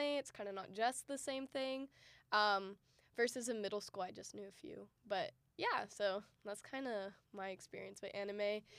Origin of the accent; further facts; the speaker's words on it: Dallas, Texas, United States; also born or lived in Austin, Texas; I was born and raised in um, the Dallas area, or I was born in Austin actually, but of Texas, of the United States